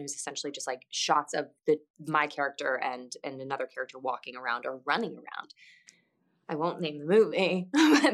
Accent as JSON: {"language": "English", "region": "Midwest", "country": "United States", "said": "I'm from the Midwest"}